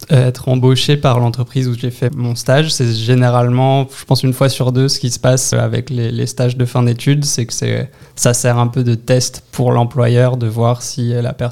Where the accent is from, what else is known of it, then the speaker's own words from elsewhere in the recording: Brittany, France; now in Canada; Bretagne, du nord-ouest de la France. Euh, j'ai pas mal bougé dans mon enfance, mais euh, c'est vraiment là d'où je viens.